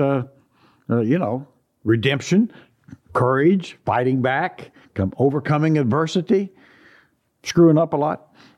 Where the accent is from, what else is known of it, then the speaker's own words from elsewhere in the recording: Indiana, United States; now in Sacramento, United States; growing up in Indiana